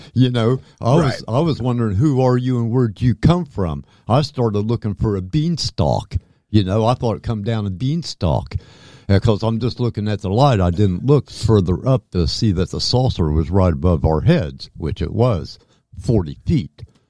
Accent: Fairborn, Ohio, United States; also born or lived in Dayton; Now, I was born in 1955 in Dayton, Ohio. And so I was born in 55, Dayton, Ohio. And when I was 3 years old, we moved to Fairborn, Ohio from Dayton.

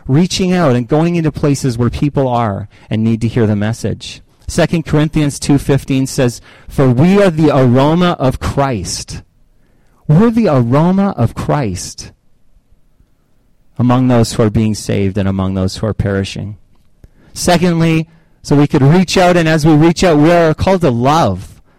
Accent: Canada; Oh, well, yeah, I'm from Canada. Eh?

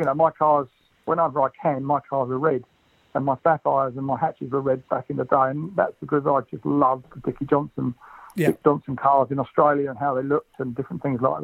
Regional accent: London, United Kingdom; I'm a West Norwood boy, so we're both a South London couple.

